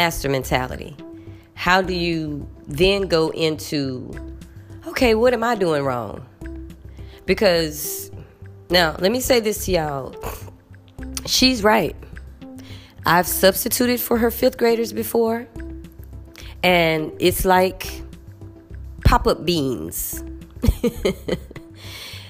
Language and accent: English; United States; moved away; I'm American